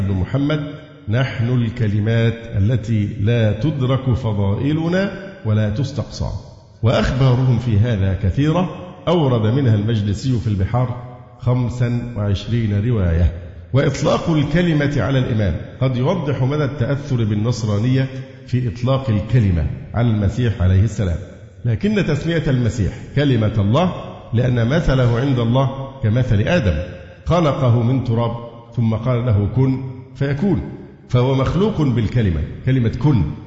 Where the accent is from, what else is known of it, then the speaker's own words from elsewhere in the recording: Egypt; عندنا في مصر